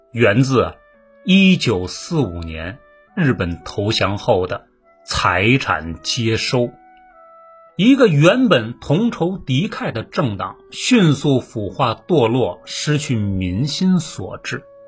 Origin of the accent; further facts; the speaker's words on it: Beijing, China; 打小就在北京长大呀